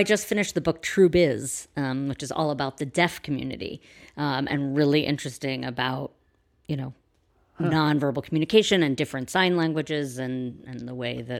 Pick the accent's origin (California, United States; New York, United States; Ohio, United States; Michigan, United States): New York, United States; New York City; I am a New Yorker.